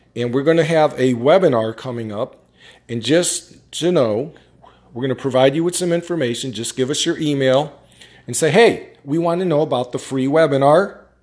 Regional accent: upstate New York, United States; I'm from New York, upstate

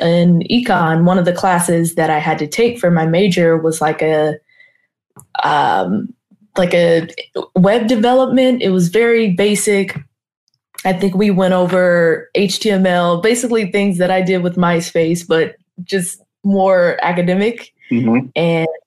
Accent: Carson, California, United States; Los Angeles, specifically Carson

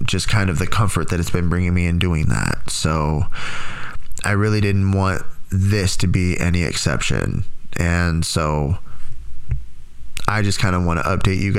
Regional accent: Tracy, California, United States; moved away; Growing up in Tracy, I always had my friends

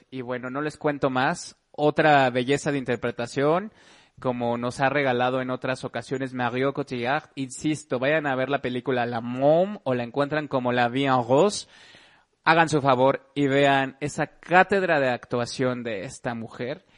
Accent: Mexico

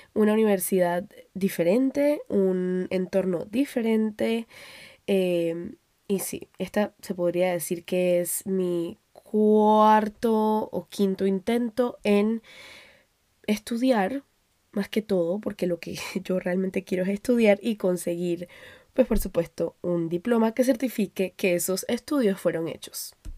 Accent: Panama; moved away; also born or lived in Colombia; salir de Panamá, que era donde yo vivía antes, donde me, donde me crié, eh, porque yo nací en Colombia

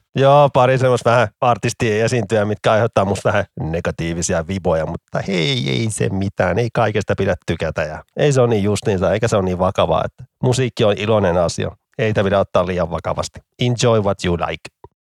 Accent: Vantaa, Uusimaa, Finland; Mä oon ylpeä vantaalainen

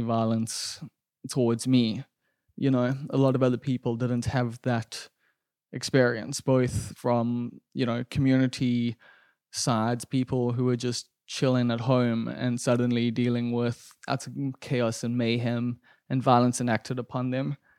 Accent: Durban, KwaZulu-Natal, South Africa; growing up in Umbilo, like this isn't Frenton, this isn't Stunton

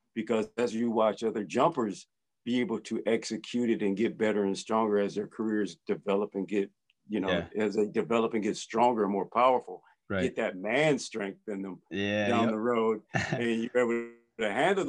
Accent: Brookfield, Wisconsin, United States; I grew up in Brookfield, Wisconsin, which is cold and freezing

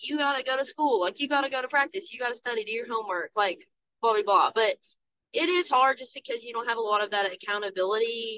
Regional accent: Somerset, Kentucky, United States; moved away as an adult; now in Georgetown, United States; I'm from Somerset

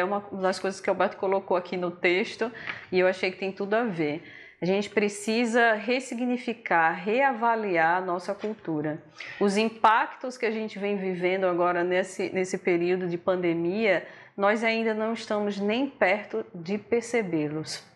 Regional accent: Northeast Region, Brazil; Somos nordestinos

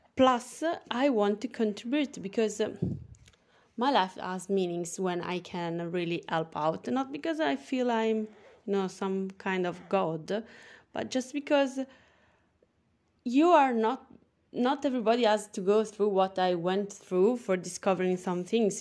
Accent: Italy; accent: Italian; English is a second language; I am from Italy, as you can hear from my funny accent. And yes, I'm speaking English

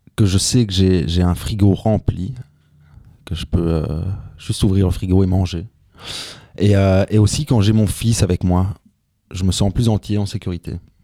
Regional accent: Tubize, Wallonia, Belgium; je viens de Tubize, de l'autre côté du Brabant Wallon

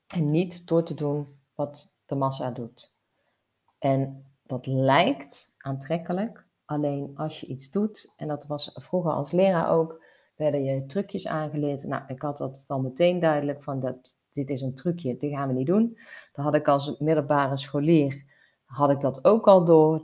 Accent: North Brabant, Netherlands; bij ons in Brabant

